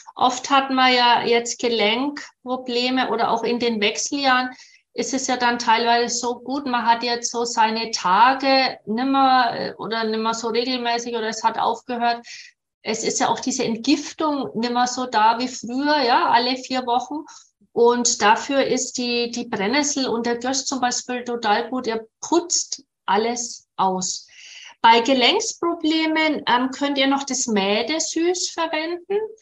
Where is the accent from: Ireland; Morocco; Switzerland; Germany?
Germany; Nuremberg, Bavaria; in dem Klinikum bei uns in Nürnberg